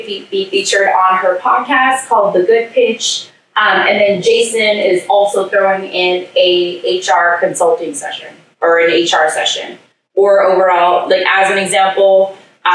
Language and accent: English; Tacoma, Washington, United States; So I grew up here in Tacoma